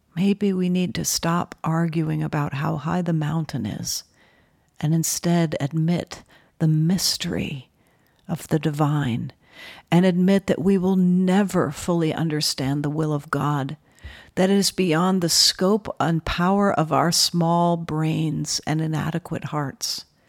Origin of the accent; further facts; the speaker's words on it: New Haven, Connecticut, United States; I was born in New Haven, Connecticut.